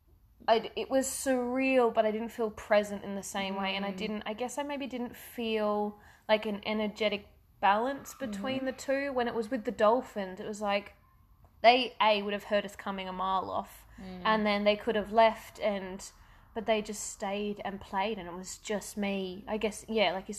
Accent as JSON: {"language": "English", "town": "Perth", "region": "Western Australia", "country": "Australia", "tie": "born or raised there", "said": "I grew up in Perth"}